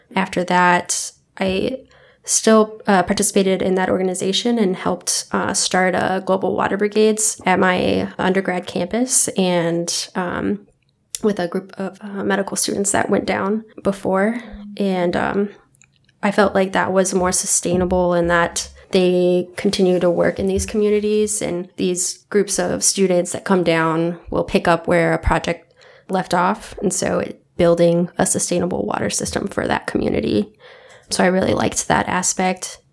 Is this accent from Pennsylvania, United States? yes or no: no; California, United States; moved away; I'm originally from California